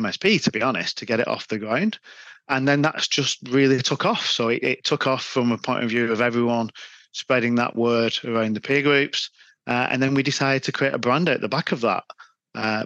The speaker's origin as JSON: {"language": "English", "town": "Wigan", "region": "North West England", "country": "United Kingdom", "accent": "Wigan", "said": "Yeah, I am from Wigan. Yeah, I mean, you can't hide the Wigan accent."}